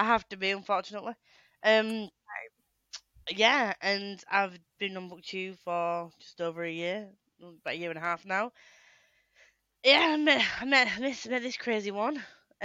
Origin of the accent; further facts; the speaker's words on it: Yorkshire and the Humber, United Kingdom; I'm obviously from Yorkshire, up north